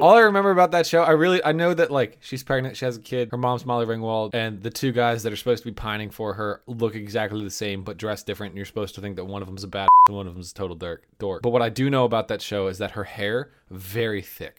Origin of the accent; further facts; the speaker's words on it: United States; accent: American English; know from my accent, without asking, that I am an American